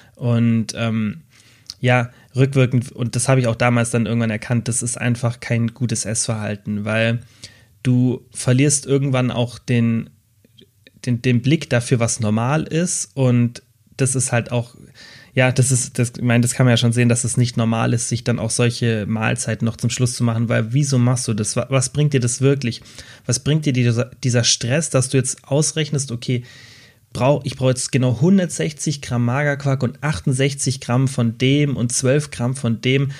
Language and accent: German; Germany; Bei uns in Deutschland